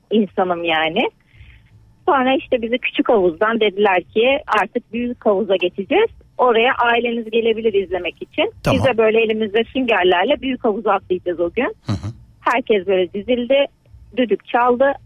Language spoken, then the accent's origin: Turkish; Istanbul, Turkey; also born or lived in Kars / Kumburgaz; babamdan kaynaklı Kars kütüğüne bağlıydı. Tamam. Geldim İstanbul'un bildiğin artık nerelisin dediklerinde İstanbul'luyuz